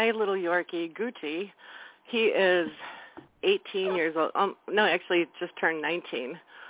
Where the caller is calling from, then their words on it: Wisconsin, United States; also born or lived in Chicago; Hi, this is … from Wisconsin.